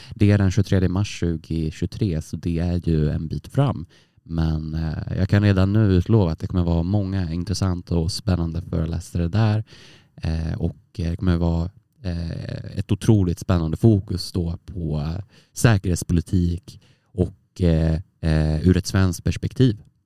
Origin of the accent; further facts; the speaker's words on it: Västerås, Västmanland, Sweden; moved away as an adult; now in Umeå, Sweden; Jag är ju från Västerås, eh, en timme från Stockholm. Och eh, jag kände att jag behövde komma långt bort från min hemstad som jag liksom vuxit upp i och bott i 20 år